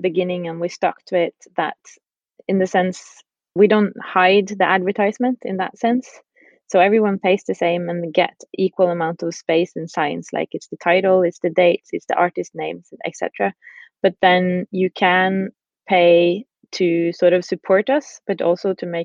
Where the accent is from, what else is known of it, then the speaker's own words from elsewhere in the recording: Bodø, Nordland, Norway; also born or lived in Iceland; we moved to Norway and to a small city called Bodø, which is up north in Norway